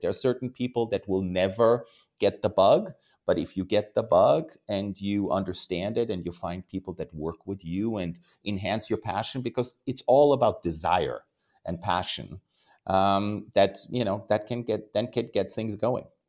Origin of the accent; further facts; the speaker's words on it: Austria; now in New York, United States; I was raised in Austria